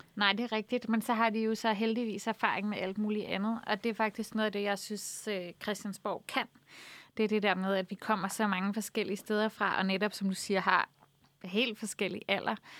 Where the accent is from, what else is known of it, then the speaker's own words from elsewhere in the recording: Copenhagen, Capital Region of Denmark, Denmark; jeg er vokset op på Nørrebro